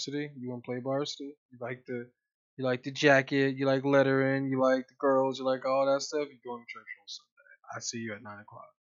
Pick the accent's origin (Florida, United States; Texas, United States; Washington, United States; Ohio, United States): Ohio, United States; Columbus; growing up on Hilltop down in West High School back in Columbus